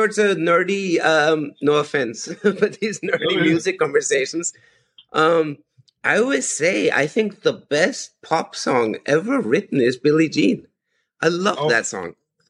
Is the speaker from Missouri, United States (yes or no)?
no; San Francisco Bay Area, California, United States; moved away as an adult; also born or lived in Austria / Palo Alto; now in Madrid, Spain; So I live in Madrid. I'm originally Austrian. I live in Madrid, and I grew up in the San Francisco Bay Area.